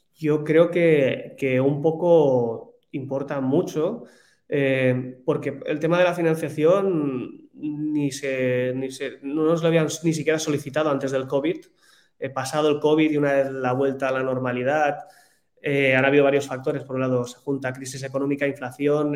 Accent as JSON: {"language": "Spanish", "country": "Spain"}